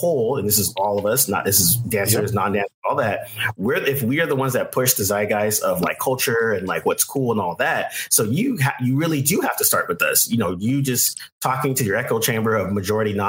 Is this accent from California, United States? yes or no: yes; Bay Area, California, United States; moved away; also born or lived in New York; I grew up in Bay Area. I grew up around mostly Asian Americans, all different types of Southeast Asians.